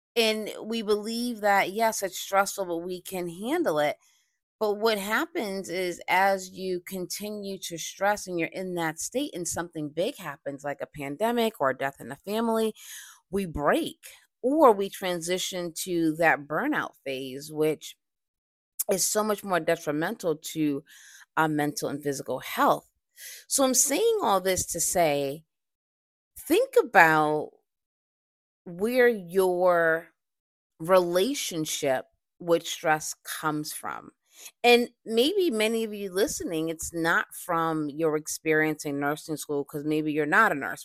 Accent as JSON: {"language": "English", "town": "Boston", "region": "Massachusetts", "country": "United States", "tie": "born or raised there", "said": "I recently did a, um, stress seminar in Boston, my hometown"}